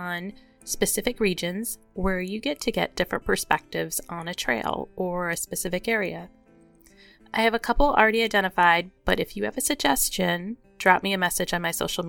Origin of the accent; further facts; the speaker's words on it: Michigan, United States; I'm from Michigan